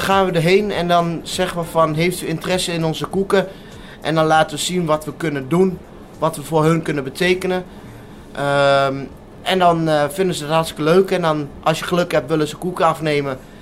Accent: Wierden, Overijssel, Netherlands; also born or lived in Bathmen / Almelo; Ik, eh, ik ben in Badme geboren en dat was toen ik een jaar, twee jaar, toen ben ik daar weggegaan. En eh, toen zijn we verhuisd naar Wieren.

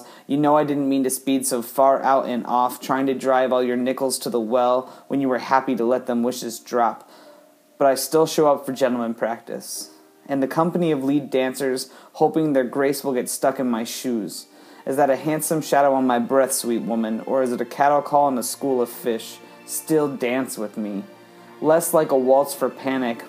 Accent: Columbus, Ohio, United States; I am from Columbus, Ohio

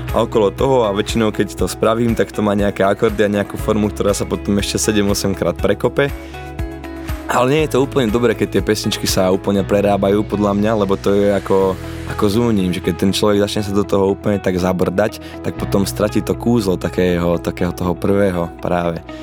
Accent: Lučenec, Banská Bystrica Region, Slovakia; Narodil sa mladý šuhaj v Lučenci

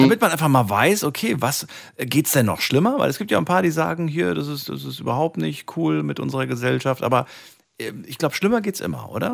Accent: Frankfurt, Hesse, Germany; Ich bin ja groß geworden in Frankfurt

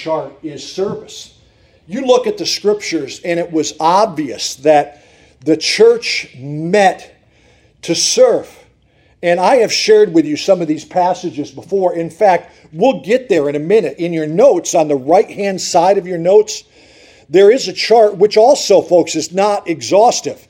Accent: Montrose, Pennsylvania, United States; I grew up in Montrose, Pennsylvania

